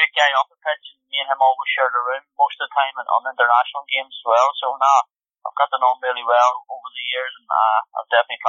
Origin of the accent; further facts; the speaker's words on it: Ireland; I think being Irish, like more often than not, when you go to different clubs, you always come across Irish players, no matter where you go, and that's always been the case.